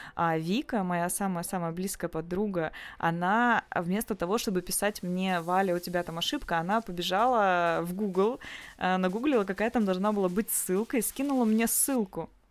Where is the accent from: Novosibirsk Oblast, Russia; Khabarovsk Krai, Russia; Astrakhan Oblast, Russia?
Novosibirsk Oblast, Russia; Novosibirsk; moved away as an adult; now in Saint Petersburg, Russia; я из Новосибирска. А, полгода уже чуть больше живу в, Сан- в Санкт-Петербурге.